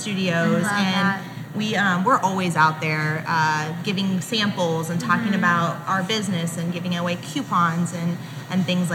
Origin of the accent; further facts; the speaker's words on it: Columbus, Ohio, United States; moved away as an adult; I grew up in Columbus, born and raised